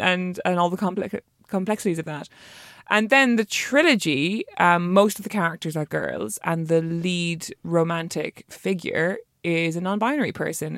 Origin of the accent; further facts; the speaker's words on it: Ireland; being an Irish female writer